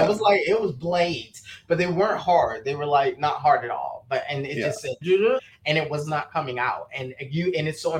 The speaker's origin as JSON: {"language": "English", "town": "Miami", "region": "Florida", "country": "United States", "tie": "born or raised there", "said": "I'm from Miami, Florida, born and raised"}